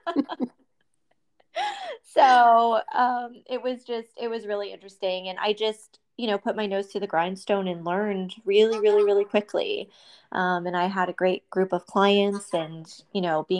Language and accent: English; Youngstown, Ohio, United States; I grew up in Youngstown, Ohio